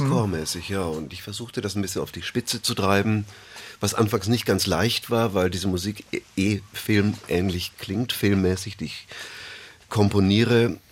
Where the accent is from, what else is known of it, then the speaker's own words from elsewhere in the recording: Bamberg, Bavaria, Germany; ich bin in Bayern aufgewachsen, in Bamberg